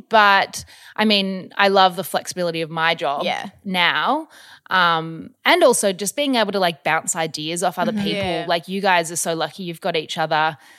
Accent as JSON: {"language": "English", "country": "Australia", "tie": "born or raised there", "also_born_or_lived": "Melbourne / Newman, Western Australia", "said": "I grew up sort of all over Australia. I was born in Melbourne."}